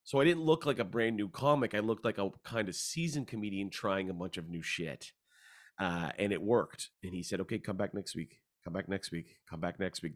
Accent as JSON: {"language": "English", "town": "Hamilton", "region": "Ontario", "country": "Canada", "tie": "born or raised there", "also_born_or_lived": "Vancouver / Toronto", "moved": "as an adult", "said": "I grew up in Hamilton"}